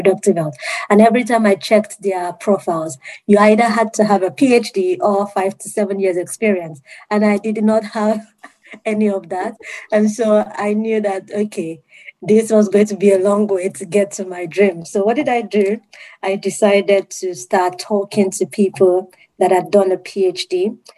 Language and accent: English; Nigeria; moved away as an adult; also born or lived in United Kingdom; I'm from Nigeria. And then I had to move to the UK.